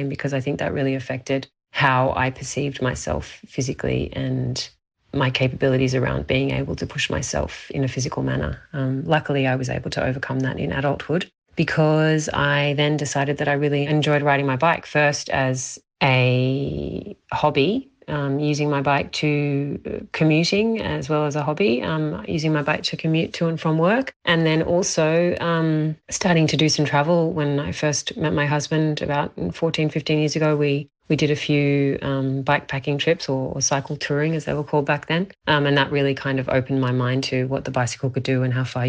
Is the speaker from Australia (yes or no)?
yes; Australia; also born or lived in Barcelona, Spain; now in Spain; I am Australian and I live in Barcelona in Spain